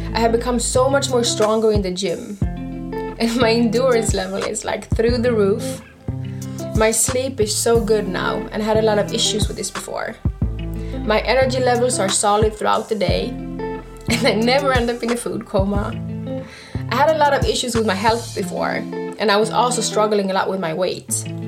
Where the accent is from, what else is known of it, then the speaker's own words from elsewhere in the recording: Stockholm, Stockholm County, Sweden; I was brought up and born and raised in Stockholm, Sweden